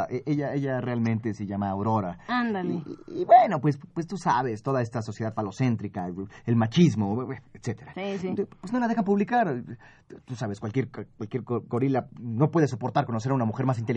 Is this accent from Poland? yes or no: yes; Poland; now in Paris, France; De veras, soy polaco, pero llevo muchos años en París.